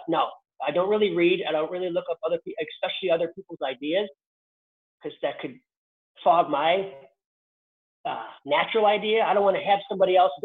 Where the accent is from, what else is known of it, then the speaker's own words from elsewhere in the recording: Chicago, Illinois, United States; my dad was a Chicago cop, so we lived in the south side of Chicago